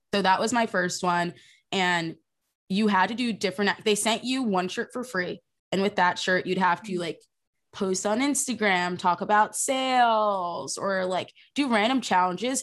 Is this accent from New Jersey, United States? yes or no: yes; New Jersey, United States; I'm from South Jersey